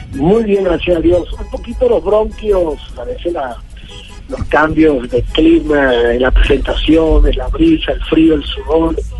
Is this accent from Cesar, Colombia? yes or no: yes; Patillal, Cesar, Colombia; va a ser en mi tierra patillalera